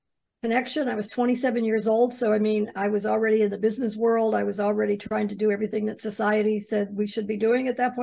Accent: Ohio, United States; I grew up in the Midwest. I grew up in Ohio

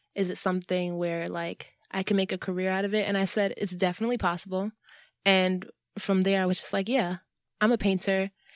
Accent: New York City, New York, United States; I'm from New York City, born and raised

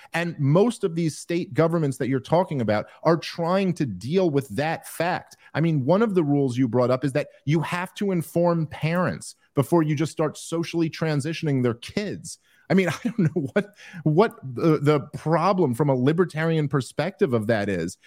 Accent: New York City, New York, United States; now in New Jersey, United States; I'm from New York City

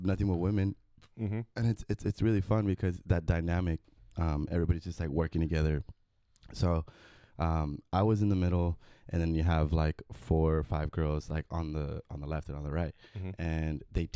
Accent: Bakersfield, California, United States; moved away as an adult; also born or lived in Mexicali, Mexico / Los Angeles, United States; I was born in Mexicali, and then moved to Bakersfield, lived in Bakersfield pretty much all my life

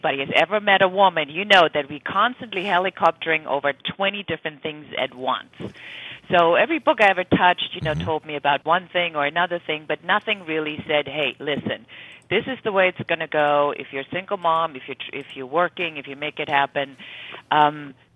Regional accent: Germany; moved away as an adult; now in United States; I'm originally from Germany. And I came to the United States because I wanted adventure.

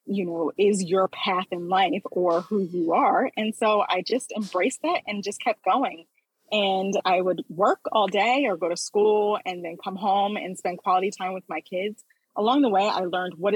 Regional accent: Philadelphia, Pennsylvania, United States; I grew up in Philadelphia, Pennsylvania

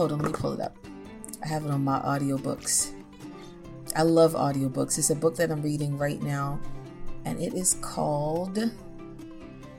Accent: Baltimore, Maryland, United States; now in Nashville, United States; my hometown, Baltimore, Maryland

